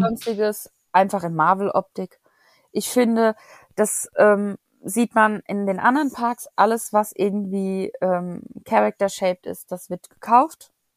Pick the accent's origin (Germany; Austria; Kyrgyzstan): Germany; wir als Deutsche